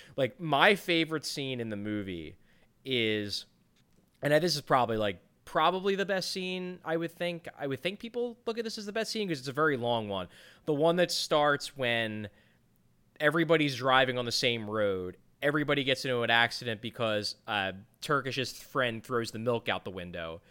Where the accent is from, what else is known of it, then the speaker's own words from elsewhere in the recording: Ireland; I'm Irish